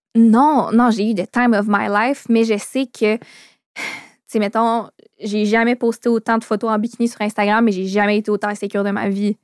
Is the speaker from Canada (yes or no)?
yes; Quebec City, Quebec, Canada; Je viens de Québec, puis mes parents voulaient pas me laisser coucher dehors à Montréal parce que j'avais 13 ans